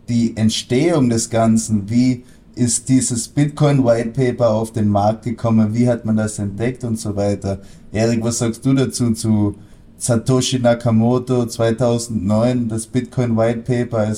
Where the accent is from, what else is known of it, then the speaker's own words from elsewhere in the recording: Austria; Mein Hochdeutsch ist nicht das Beste, weil ich bin in Österreich aufgewachsen, bin natürlich auch halb Deutscher, aber ursprünglich, wie ihr an meinen Namen schon erkennen könnt, bin ich Franzose